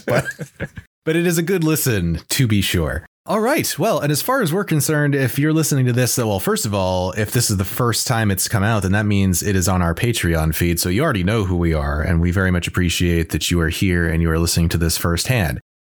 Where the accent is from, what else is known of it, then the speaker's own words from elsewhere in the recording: United States; as an American growing up in the early nineties